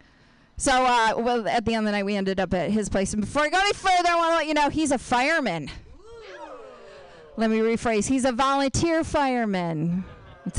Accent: Binghamton, New York, United States; moved away; I'm from upstate New York

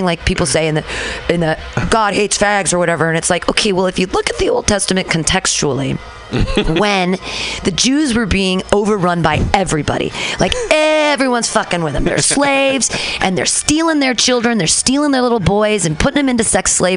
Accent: Danville, California, United States; When I was little, I grew up in Danville

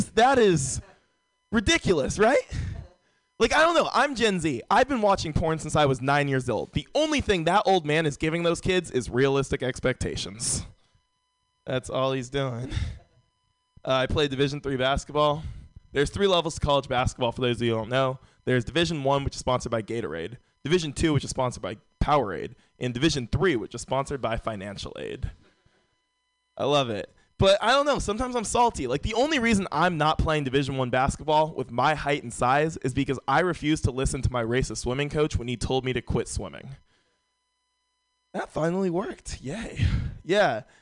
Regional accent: San Francisco, California, United States; Uh, born and raised in San Francisco. San Francisco's a very white city.

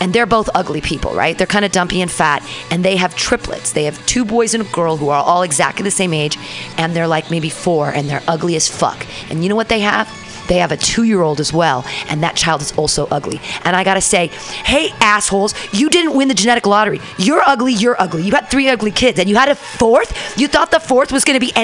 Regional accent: Danville, California, United States; now in San Francisco, United States; I grew up in Danville with all the rich kids

